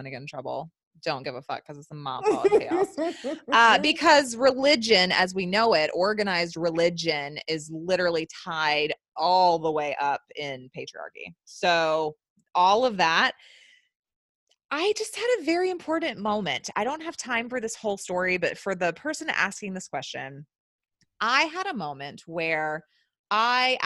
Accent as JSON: {"language": "English", "area": "the Bible Belt", "region": "the South", "country": "United States", "tie": "born or raised there", "said": "I was born and raised in the South, in the Bible Belt"}